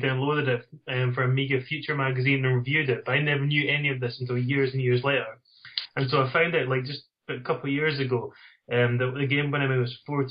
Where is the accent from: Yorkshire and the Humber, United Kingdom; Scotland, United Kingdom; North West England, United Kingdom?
Scotland, United Kingdom; Dundee; accent: Dundee; It's from Dundee in Scotland. Although I was, as a child, my mum said, you have to speak properly. And so it's beaten into me, and so that's why my accent isn't quite as strong as some other people from the Dundee area.